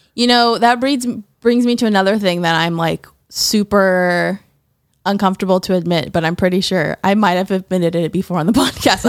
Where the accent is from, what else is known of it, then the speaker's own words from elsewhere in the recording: Tallahassee, Florida, United States; I grew up in Tallahassee, Florida